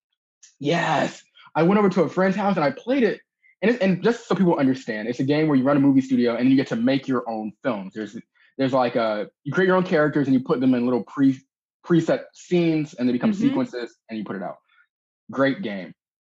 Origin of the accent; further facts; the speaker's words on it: Tampa, Florida, United States; moved away; I'm originally from Tampa, Florida